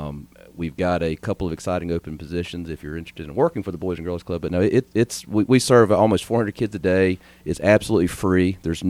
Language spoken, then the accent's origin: English; Durham, North Carolina, United States; moved away as an adult; also born or lived in Boone, North Carolina; now in Hendersonville, United States; I mostly grew up in Durham, North Carolina.